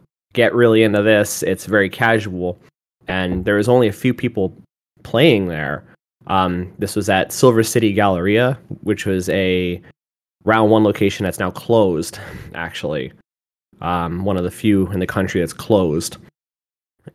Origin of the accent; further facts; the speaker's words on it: Massachusetts, United States; moved away; I'm originally from Massachusetts